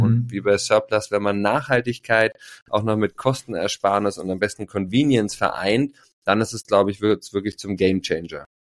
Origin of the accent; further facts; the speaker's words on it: Berlin, Germany; Ich bin Berliner, seit 40 Jahren am Start, liebe unsere, meine Mutterstadt und bin hier ja ähm, mit sehr viel Liebe und ähm, ja auch mit ja, glaube ich, einem geborgenen Haushalt groß geworden